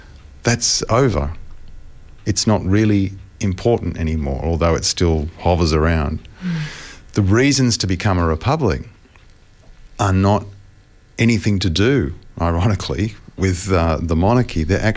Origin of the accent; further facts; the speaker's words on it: Australia; myself as an Australian